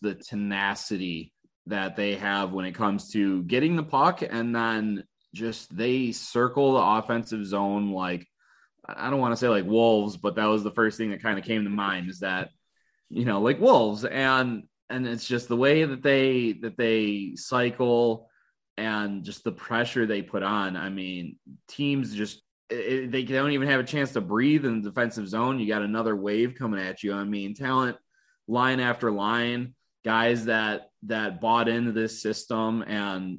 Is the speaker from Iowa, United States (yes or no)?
no; Detroit, Michigan, United States; grew up in Metro Detroit